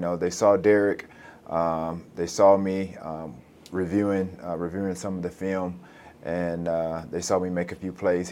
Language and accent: English; Alexander City, Alabama, United States; moved away as an adult; also born or lived in Chattanooga, Tennessee; Benjamin Russell High School in my hometown of Alexander City, Alabama